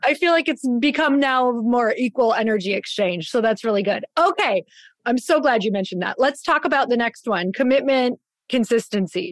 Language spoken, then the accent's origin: English; Midwest, United States; now in Scottsdale, United States; growing up in the Midwest